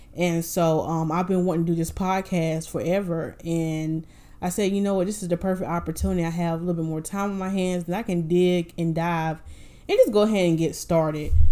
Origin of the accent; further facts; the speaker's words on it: Winston-Salem, North Carolina, United States; now in Raleigh, United States; I am originally from Winston-Salem, North Carolina